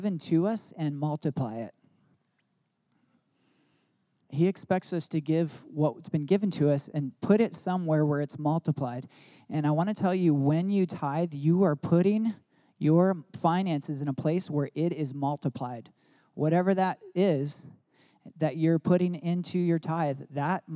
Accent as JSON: {"language": "English", "region": "Michigan", "country": "United States", "tie": "born or raised there", "said": "I grew up in Michigan"}